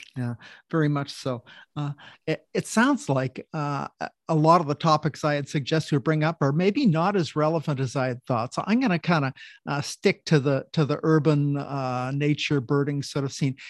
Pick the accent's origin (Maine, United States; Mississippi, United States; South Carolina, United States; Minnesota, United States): Maine, United States; Oakland; now in Tacoma, United States; I grew up in Oakland, Maine.